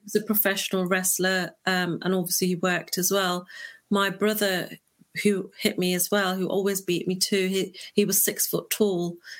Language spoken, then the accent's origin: English; Leicester, East Midlands, United Kingdom; I'm born and raised in the United Kingdom. Um, I was born in a little place called Leicester